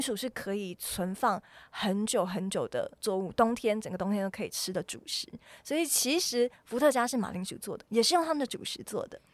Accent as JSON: {"language": "Chinese", "country": "New Zealand", "tie": "born or raised there", "moved": "yes", "said": "有一年我回到纽西兰，因为我小时候是在纽西兰长大的"}